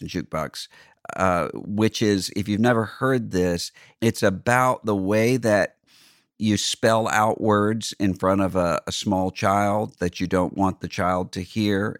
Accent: Mississippi, United States; my home state of Mississippi

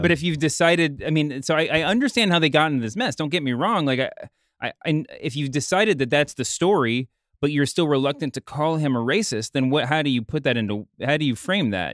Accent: Dallas–Fort Worth area, Texas, United States; we used to read growing up in the Fort Worth Star Telegram

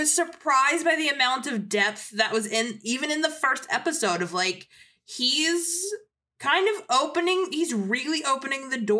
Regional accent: Fort Bragg, North Carolina, United States; I grew up in North Carolina at Fort Bragg, North Carolina.

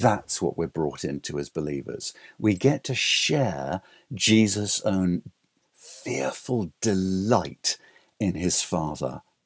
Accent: England, United Kingdom; I'm English.

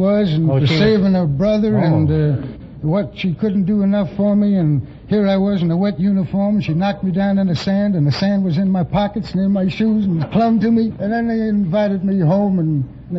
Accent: New York City, New York, United States

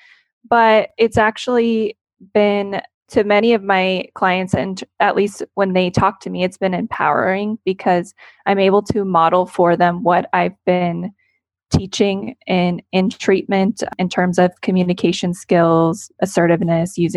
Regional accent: Central Valley, California, United States; also born or lived in Los Angeles; I'm from the Central Valley. I grew up here

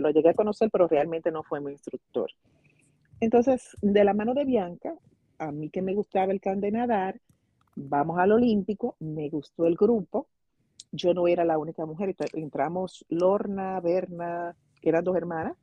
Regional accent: Santo Domingo Este, Distrito Nacional, Dominican Republic; Yo, nací en Santo Domingo, en el ensancho Sama

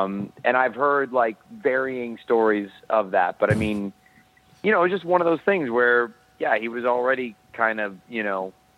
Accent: Los Angeles, California, United States; also born or lived in Las Vegas, Nevada; I was born in Vegas and moved to Northern California and then came to L.A. when I was six.

